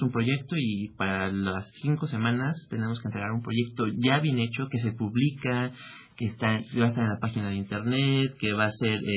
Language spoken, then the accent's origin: Spanish; Mexico; somos cinco mexicanos